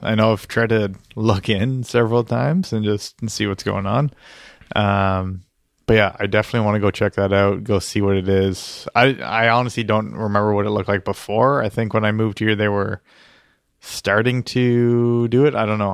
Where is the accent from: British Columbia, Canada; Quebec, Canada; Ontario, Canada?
Ontario, Canada; Iroquois; moved away; where I grew up in Iroquois